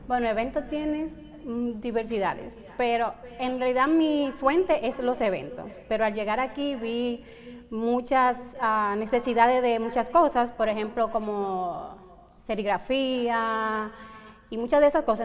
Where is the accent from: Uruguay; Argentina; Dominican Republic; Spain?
Dominican Republic; Santo Domingo; moved away as an adult; en Santo Domingo, en mi país, pero aquí tengo como tres años